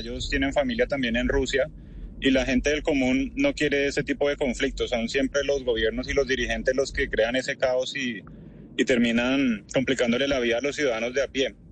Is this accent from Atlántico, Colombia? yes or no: yes; Barranquilla, Atlántico, Colombia; now in Ukraine; Yo soy colombiano, yo soy de Barranquilla. Ya no se me nota mucho por el acento, nadie me cree, pero soy de Barranquilla.